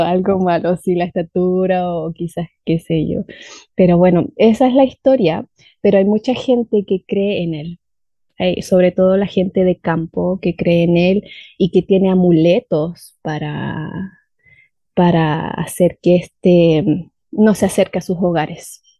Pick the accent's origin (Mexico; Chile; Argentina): Chile; Valdivia, Los Ríos; Mi ciudad se llama Valdivia y está en el sur de Chile